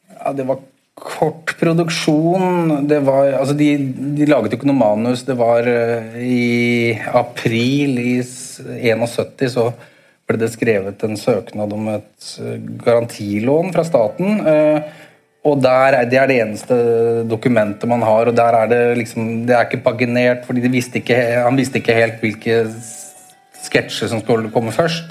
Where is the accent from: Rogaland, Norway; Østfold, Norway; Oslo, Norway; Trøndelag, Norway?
Oslo, Norway; jeg vokste opp i leiligheten i Bo, på Bogerud.